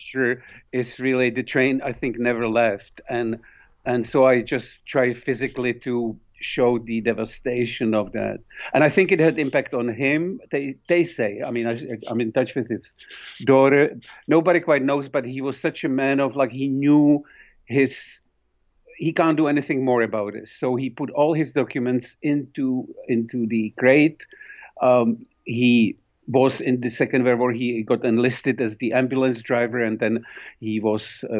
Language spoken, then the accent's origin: English; Prague, Czechia; English is a second language; moved away; I grew up in Prague